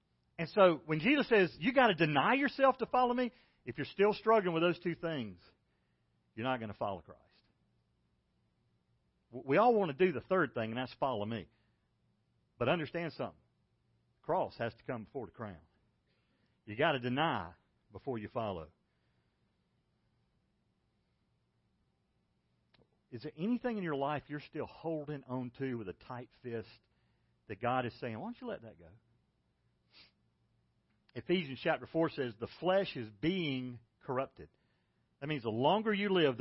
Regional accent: Macon, Georgia, United States; When I was a kid, I grew up in Macon, Georgia

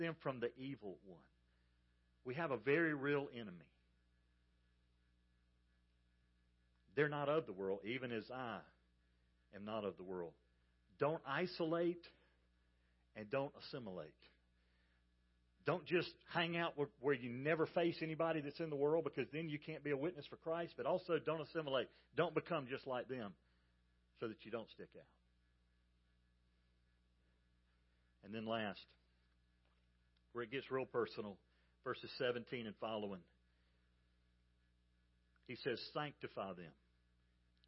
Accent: Georgia, United States; I grew up in Georgia

